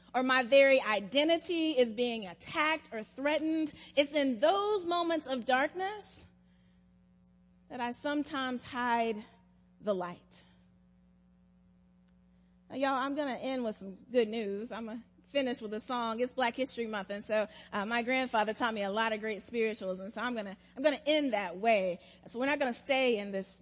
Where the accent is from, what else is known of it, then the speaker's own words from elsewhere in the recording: South Carolina, United States; now in Atlanta, United States; When I was growing up in South Carolina